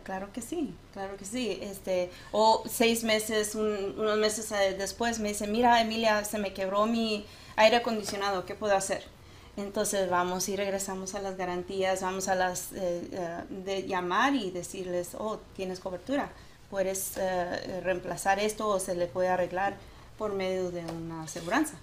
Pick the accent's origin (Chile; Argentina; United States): United States; first language Spanish; yo sí soy primera generación de aquí mis padres mi mamá es de Durango ah, mi papá tejano Ah, y si yo crecí hablando eh, puro español, o sea, el español era mi primer idioma.